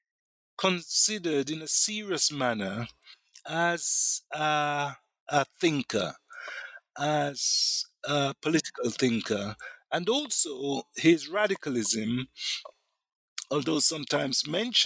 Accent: Jamaica; I'm also from Jamaica, Black Jamaican

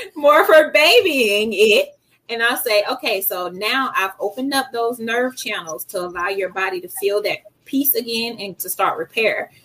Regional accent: Decatur, Georgia, United States; I grew up, I'm from Decatur. So I grew up on Keller Road in McAfee

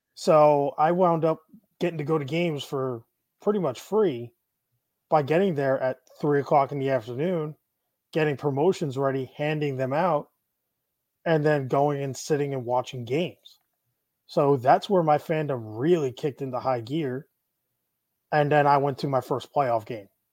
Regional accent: Syosset, New York, United States; also born or lived in Plainview, New York; now in Tampa, United States; I grew up in Syosset and Plainview. So, I'm a, like, eastern Nassau County kid

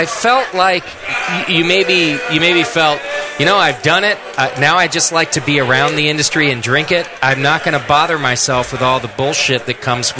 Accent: United Kingdom; moved away; I'm just a Brit in the middle of Texas

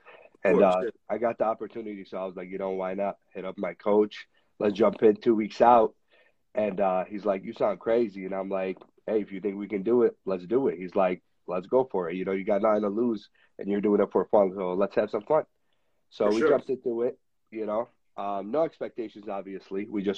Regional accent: Michigan, United States

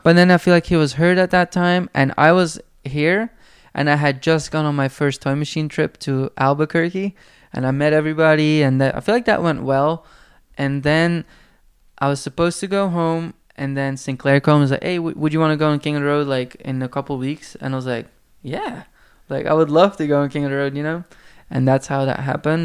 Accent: Belgium; first language Flemish; English is a second language; moved away; in my hometown, there was a skate shop

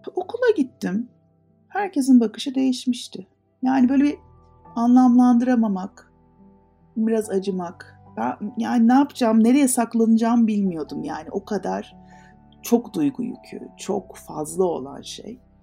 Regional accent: Turkey

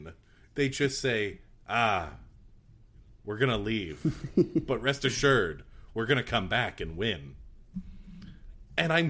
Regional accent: Canada; I'm Canadian

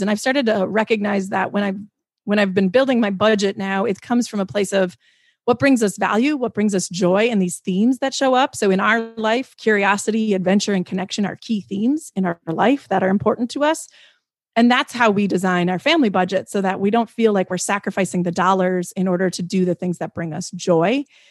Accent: Midwest, United States; I come from the Midwest. Like, we're humble people

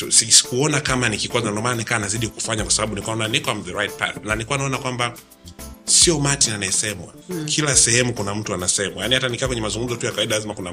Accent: Dar es Salaam, Tanzania; born there; Mi ndo nimezaliwa Dar es Salaam Lugalo.

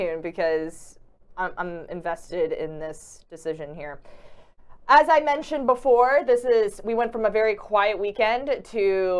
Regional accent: Maryland, United States; I'm from Maryland

